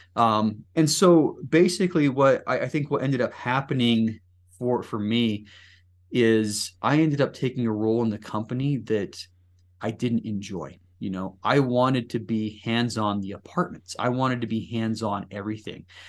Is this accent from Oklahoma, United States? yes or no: no; Salt Lake City, Utah, United States; born and raised in the Salt Lake City area